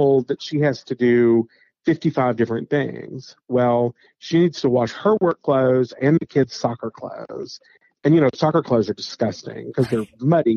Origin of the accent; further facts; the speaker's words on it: the Appalachians, United States; moved away; I grew up in the Appalachians